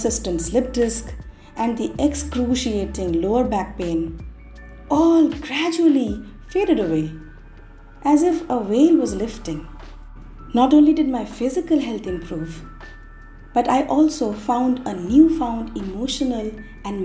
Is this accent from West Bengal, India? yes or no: yes; West Bengal, India; also born or lived in Mumbai, India; now in Delhi, India; Back in West Bengal, my hometown, my mom had been diagnosed with throat cancer